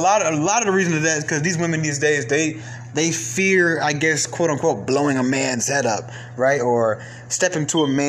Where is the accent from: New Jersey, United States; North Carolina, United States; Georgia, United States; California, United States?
Georgia, United States; Atlanta; also born or lived in Bronx, New York; I grew up in Atlanta from Cobb County to DeKalb County, from DeKalb County back to Cobb County